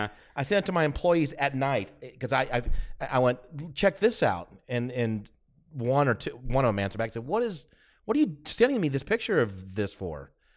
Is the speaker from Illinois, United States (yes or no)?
no; Atlanta, Georgia, United States; Oh, I do too. Hey, I'm from Atlanta.